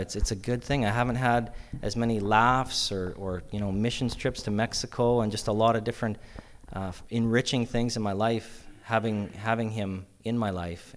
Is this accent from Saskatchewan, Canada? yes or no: yes; Yorkton, Saskatchewan, Canada; I grew up in Yorkton here